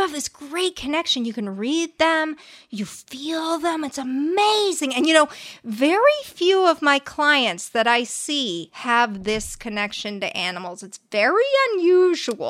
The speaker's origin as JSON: {"language": "English", "town": "La Crescenta", "region": "California", "country": "United States", "said": "La Crescenta"}